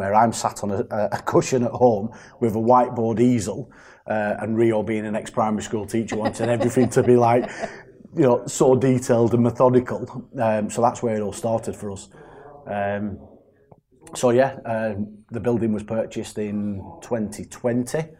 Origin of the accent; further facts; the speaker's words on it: Burnley, North West England, United Kingdom; also born or lived in Greater Manchester; It's my hometown. I was raised in Burnley